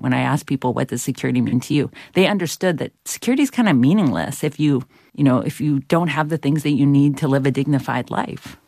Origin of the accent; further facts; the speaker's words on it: Georgia, United States; where I grew up in Ex-, Georgia